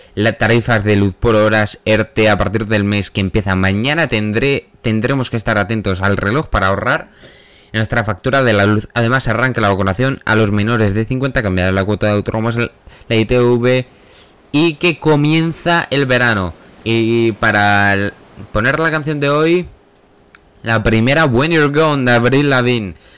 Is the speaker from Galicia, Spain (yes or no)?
no; Villanueva de la Serena, Extremadura, Spain; yo al parecer soy de Villanueva de la Serena